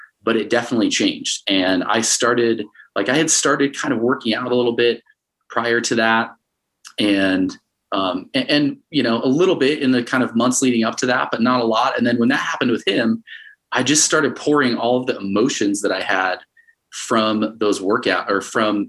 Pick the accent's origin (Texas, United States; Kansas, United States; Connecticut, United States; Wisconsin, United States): Connecticut, United States; moved away as an adult; also born or lived in Arizona / Utah; now in Salt Lake City, United States; I grew up mostly in Connecticut from fourth grade till I graduated high school